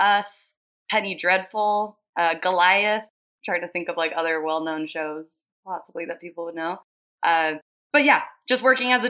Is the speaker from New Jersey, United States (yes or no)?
no; Lehi, Utah, United States; I am from Lehigh, Utah